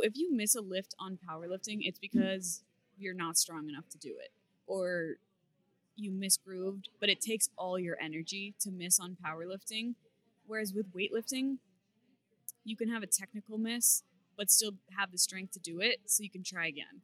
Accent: Beverly, Massachusetts, United States; I am from Beverly, Massachusetts, where I still reside

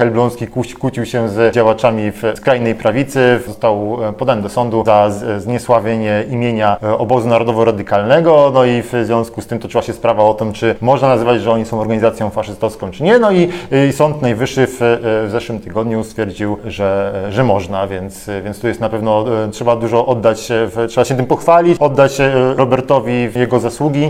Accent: Warmian-Masurian Voivodeship, Poland; z regionu, z którego ja pochodzę, jestem z Warmii Mazur

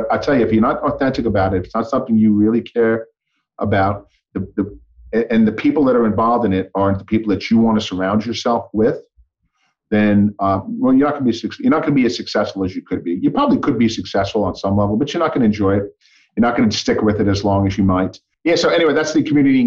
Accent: New York, United States; moved away; growing up in New York

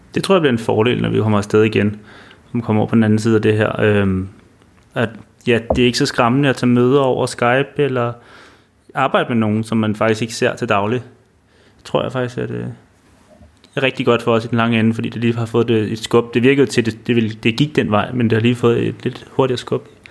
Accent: Denmark; vi kunne komme ind som danskere

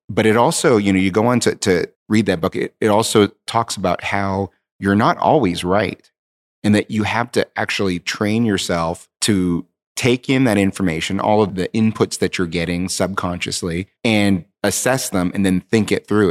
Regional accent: Southern California, United States; I grew up um, in Southern California um, I'm Asian American

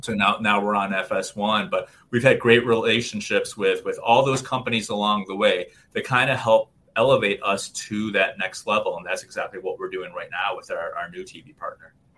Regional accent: Chicago, Illinois, United States; I was born and raised in Chicago

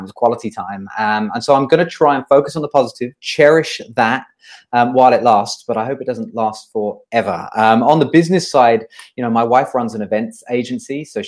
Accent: United Kingdom; moved away as an adult; now in Singapore; I'm originally British. I come from just outside of London. I came to Singapore in 2009. I've been here for 11 years now.

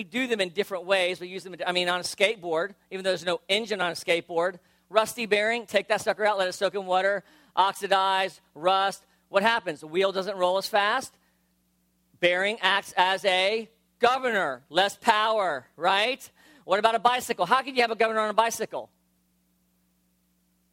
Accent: South Florida, United States; I grew up in South Florida

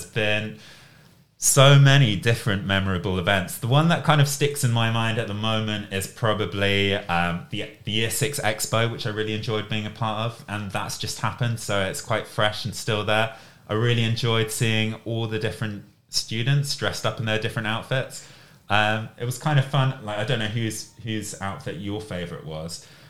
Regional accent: Reading, South East England, United Kingdom; So my hometown, I guess where I grew up, is Reading, which is a town which is close to London.

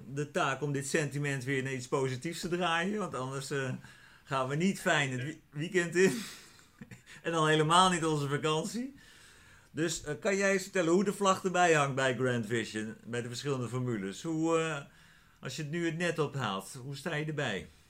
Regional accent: Netherlands; als Nederlanders

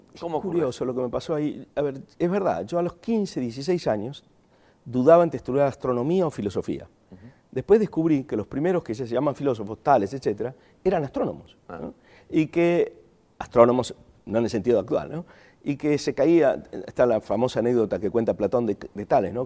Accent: Argentina; accent: Argentine; moved away as an adult; also born or lived in Chile / Germany / Spain / Buenos Aires; hace 35 años que no ejerzo de argentino ¿eh? en mi ciudad natal y ejerzo argentino en otros lugares donde todo el mundo dice que me queda el tono

